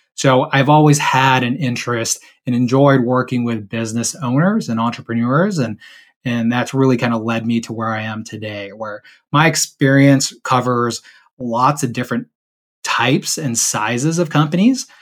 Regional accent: San Diego, California, United States; I grew up actually in San Diego, California

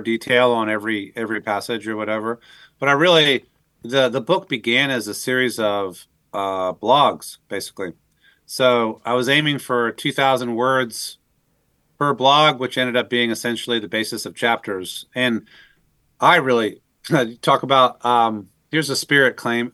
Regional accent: Northern Virginia, United States; I was raised in the Northern Virginia area in the kind of the civil service DC community.

